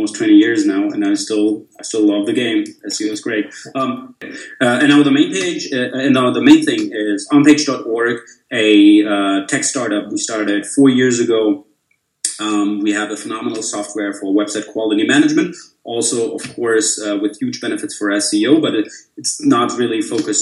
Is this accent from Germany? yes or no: yes; Bavaria, Germany; also born or lived in Munich; I'm from Germany, live in Munich, so Bavarian through and through.